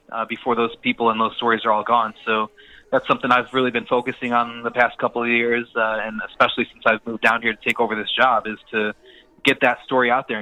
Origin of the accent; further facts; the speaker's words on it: Chicago, Illinois, United States; now in Greenville, United States; we are originally from Chicago